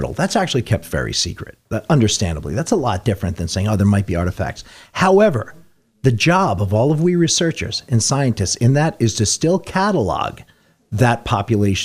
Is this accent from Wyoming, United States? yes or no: no; Warwick, New York, United States; I'm from Warwick. My family's from Warwick